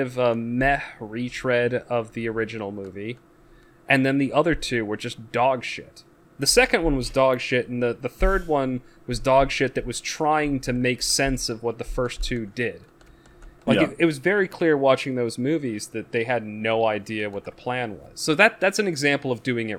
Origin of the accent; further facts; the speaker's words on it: United States; as an American watching it